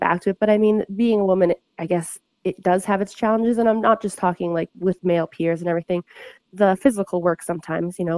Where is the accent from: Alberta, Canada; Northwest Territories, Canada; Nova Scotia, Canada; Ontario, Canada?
Ontario, Canada; moved away as an adult; now in Kamloops, Canada; I grew up in Ontario.